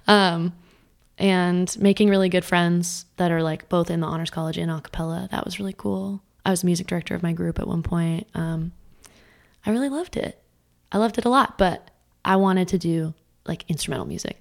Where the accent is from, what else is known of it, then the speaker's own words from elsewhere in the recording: Scottsdale, Arizona, United States; I grew up, like, east, east Scottsdale